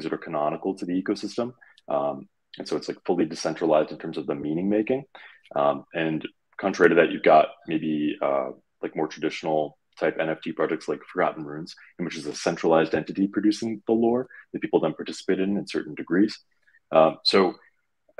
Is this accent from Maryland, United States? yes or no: no; Detroit, Michigan, United States; I'm from the Detroit area, so it's in the blood